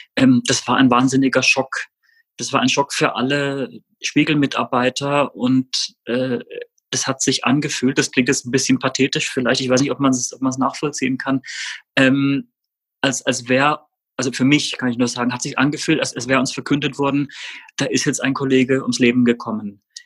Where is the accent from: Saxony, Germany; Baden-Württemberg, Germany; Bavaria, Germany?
Baden-Württemberg, Germany; Rastatt; ich bin in Baden-Württemberg aufgewachsen, in Rastatt